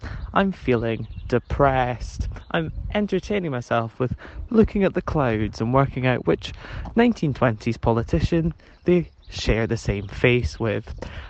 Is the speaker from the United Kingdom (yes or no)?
yes; Scotland, United Kingdom; I'm a crazy Scotsman.